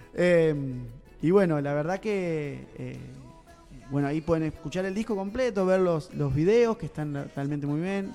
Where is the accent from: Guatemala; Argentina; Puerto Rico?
Argentina; Duggan, Buenos Aires; also born or lived in England; en mi pueblo, en Dugan, donde yo nací